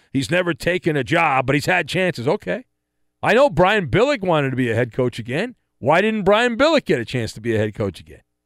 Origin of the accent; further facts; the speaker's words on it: Orange County, Southern California, United States; I grew up in in Orange County in Southern California